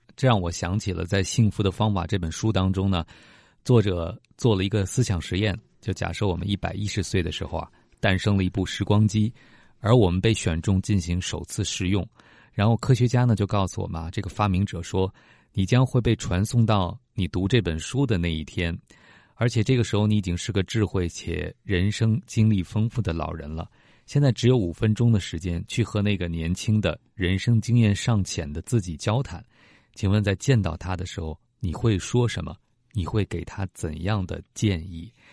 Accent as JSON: {"language": "Chinese", "country": "China", "said": "我们中国人"}